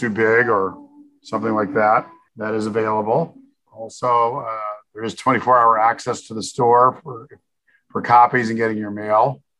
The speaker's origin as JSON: {"language": "English", "town": "Evansville", "region": "Indiana", "country": "United States", "moved": "as an adult", "lives_now": "Illinois, United States", "said": "Southern Indiana."}